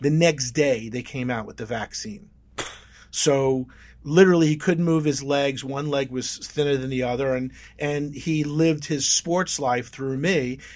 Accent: Oceanside, New York, United States; I grew up in Oceanside, Long Island

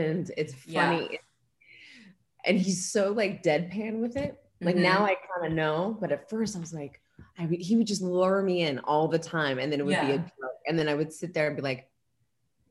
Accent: Los Angeles, California, United States; moved away as an adult; also born or lived in New York; I'm from Los Angeles, born and raised Los Angeles, California.

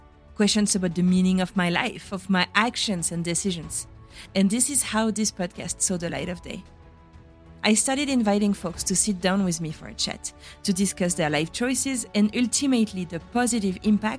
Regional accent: France; first language French; English is a second language; now in United States; in France, where I'm from, and in the US, where I am.

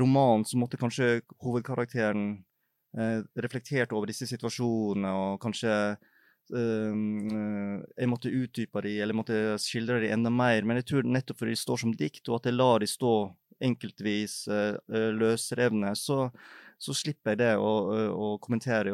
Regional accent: Feios, Vestland, Norway; now in Oslo, Norway; jeg er oppvokst i Feios i Sogn og Fjordane

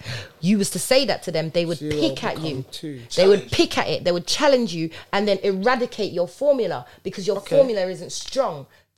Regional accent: Jamaica; Jamaicans. I'm Jamaican.

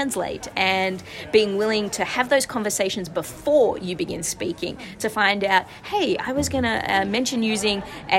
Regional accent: Australia; now in San Francisco, United States; From my voice, you might be able to tell I'm originally from Australia

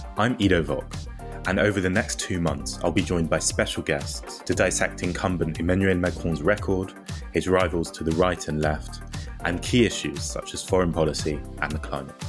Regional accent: Harlow, East of England, United Kingdom; growing up in Harlow, as I did in the seventies into the eighties

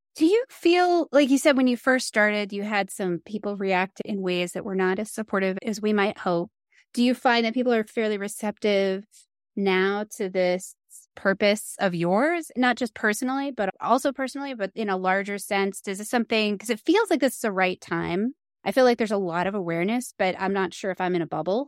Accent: East Coast, United States; now in Colorado, United States; I grew up on the East Coast

